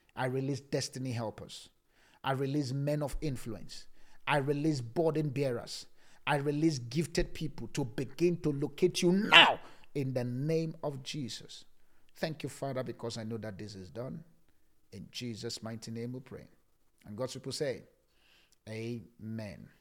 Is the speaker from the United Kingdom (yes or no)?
no; Nigeria; now in South Africa; I'm still talking from Nigeria.